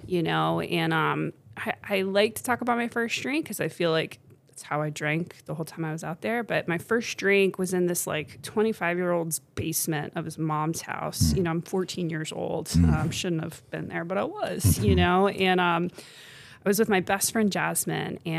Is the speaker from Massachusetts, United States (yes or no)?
no; Potomac, Maryland, United States; also born or lived in Tuscaloosa, Alabama / Georgia; I'm local to Montgomery County. Grew up in Potomac